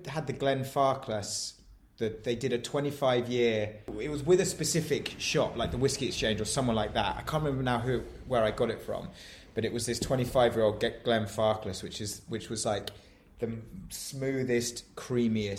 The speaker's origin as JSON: {"language": "English", "area": "near Tadcaster", "region": "Yorkshire and the Humber", "country": "United Kingdom", "tie": "born or raised there", "said": "I grew up near Tadcaster in Yorkshire"}